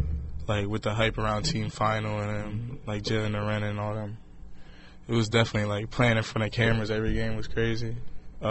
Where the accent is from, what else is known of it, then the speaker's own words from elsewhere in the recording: Delaware, United States; I'm from Delaware.